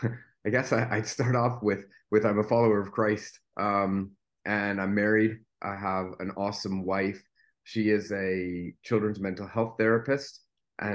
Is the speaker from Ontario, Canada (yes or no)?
yes; Richmond Hill, Ontario, Canada; now in Bradford, Canada; I was born in Oak Ridges, Lake Wilcox to be specific, right on the shores of Lake Wilcox